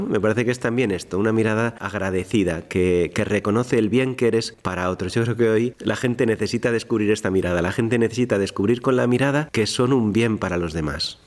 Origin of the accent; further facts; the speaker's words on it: Madrid, Community of Madrid, Spain; yo soy de Madrid, mi familia está en Madrid